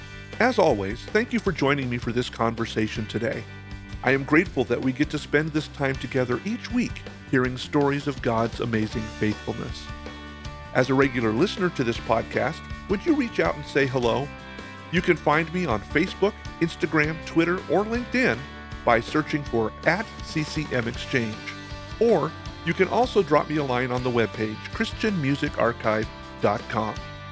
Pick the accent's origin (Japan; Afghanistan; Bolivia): Bolivia; born there; I was born in Bolivia while my parents were missionaries in South America.